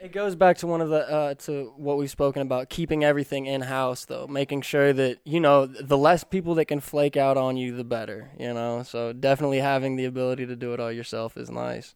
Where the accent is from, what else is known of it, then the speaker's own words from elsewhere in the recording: Kentucky, United States; moved away; I'm from Kentucky, where a handshake is as good as a contract